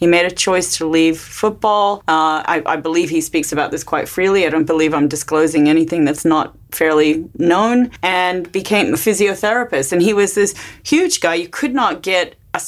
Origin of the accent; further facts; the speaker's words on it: United States; as an American